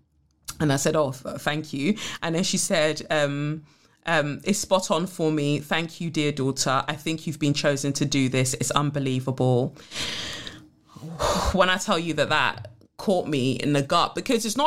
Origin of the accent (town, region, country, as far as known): United Kingdom